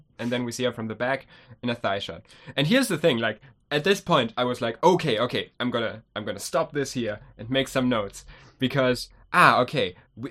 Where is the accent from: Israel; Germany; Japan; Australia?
Germany; we're from Germany.